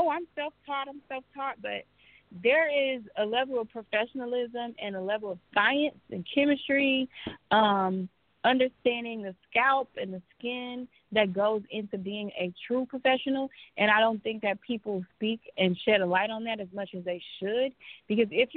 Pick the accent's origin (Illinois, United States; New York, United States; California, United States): Illinois, United States; Chicago; moved away as an adult; now in Los Angeles, United States; But I'm from Chicago originally, born and raised, and I decided to move to L.A. after about 4 years being in the hair industry